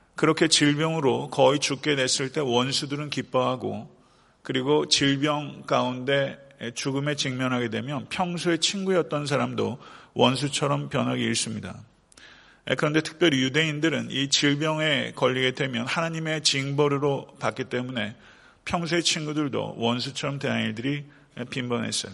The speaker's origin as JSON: {"language": "Korean", "town": "Buyeo", "region": "South Chungcheong", "country": "South Korea", "tie": "born or raised there", "moved": "yes", "lives_now": "Atlanta, United States", "said": "제 본적이 부여입니다. 예, 부여인데, 아, 저희 그 고모님이 아직도 그 제 생가에서 태어났어요. 예, 전 집에서 태어났습니다."}